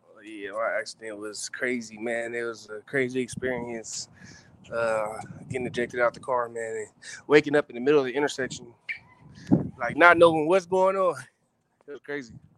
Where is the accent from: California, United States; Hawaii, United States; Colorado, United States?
California, United States; Moreno Valley; also born or lived in Los Angeles; I'm from Reno Valley, but my, my home where I was born in Los Angeles, home is Reno Valley